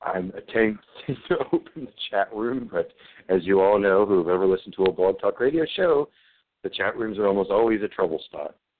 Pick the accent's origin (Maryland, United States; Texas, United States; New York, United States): Maryland, United States; moved away; I have not been in my hometown for about 15 years